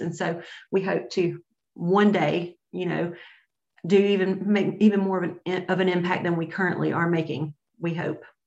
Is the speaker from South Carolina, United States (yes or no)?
yes; Greenville, South Carolina, United States; we're both from Greenville.